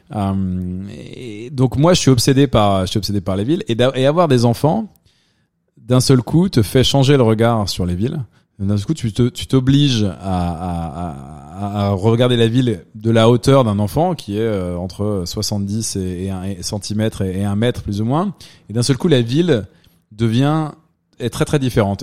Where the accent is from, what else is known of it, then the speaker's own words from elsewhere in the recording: Dijon, Bourgogne-Franche-Comté, France; also born or lived in London, United Kingdom; now in New York, United States; moi, je viens de Dijon, donc quand même plutôt une petite ville.